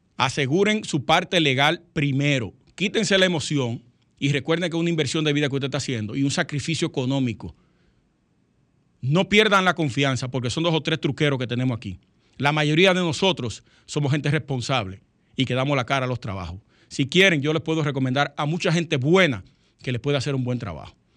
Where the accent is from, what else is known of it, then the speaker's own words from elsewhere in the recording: Dominican Republic; somos dominicanos